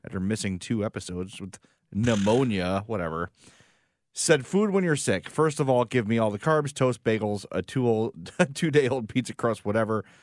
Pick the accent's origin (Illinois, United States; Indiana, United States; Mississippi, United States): Illinois, United States; Chicago; we're from Chicago